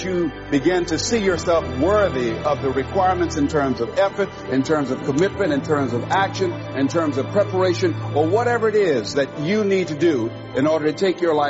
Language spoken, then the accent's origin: English; Miami, Florida, United States; I was born in Liberty City on a floor on 62nd Street, a twin brother and me